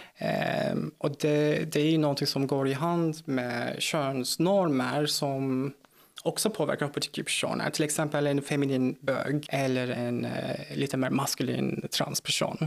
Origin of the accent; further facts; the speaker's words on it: Turkey; Swedish is a second language; moved away as an adult; also born or lived in South Korea; now in Malmö, Sweden; jag är född och uppvuxen i Turkiet, så där har jag bott fram tills jag var 23